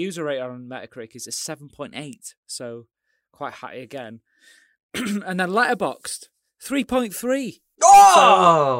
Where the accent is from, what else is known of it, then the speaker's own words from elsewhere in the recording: United Kingdom; being British